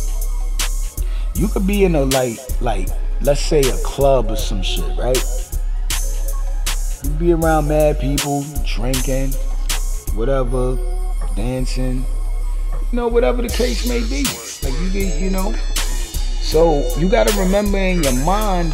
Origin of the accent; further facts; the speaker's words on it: New York City, New York, United States; I'm from Brooklyn, too